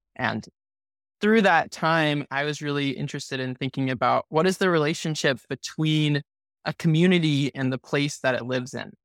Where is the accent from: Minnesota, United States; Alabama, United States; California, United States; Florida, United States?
California, United States; Santa Cruz; now in Los Angeles, United States; my hometown in Santa Cruz